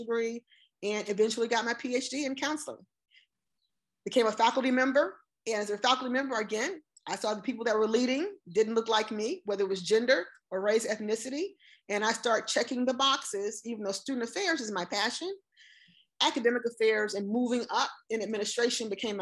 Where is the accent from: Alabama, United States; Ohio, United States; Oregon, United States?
Alabama, United States; I grew up in Alabama, raised primarily by my grandparents.